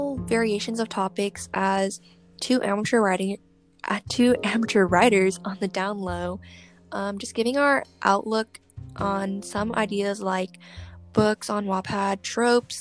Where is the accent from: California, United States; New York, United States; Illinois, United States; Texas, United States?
California, United States; I'm from the West Coast, from the US, California